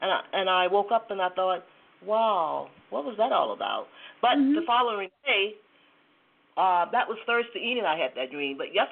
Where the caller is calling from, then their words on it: Georgia, United States; I'm calling from Georgia.